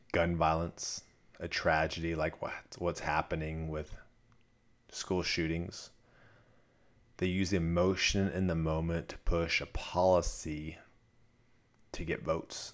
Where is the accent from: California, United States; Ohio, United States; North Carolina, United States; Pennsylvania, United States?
California, United States; Southern; now in Dallas, United States; I grew up in Southern California